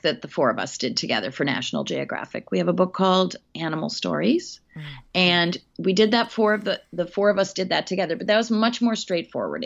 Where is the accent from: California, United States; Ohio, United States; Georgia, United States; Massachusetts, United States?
Massachusetts, United States; Hatfield; my hometown um, in Hatfield, Massachusetts